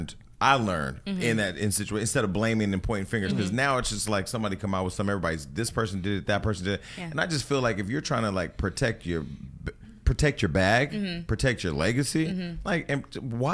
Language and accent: English; Stockton, California, United States; now in Los Angeles, United States; they don't understand I'm from Stockton.